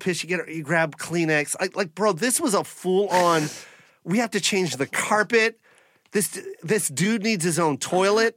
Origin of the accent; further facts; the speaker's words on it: Washington, United States; I'm from Washington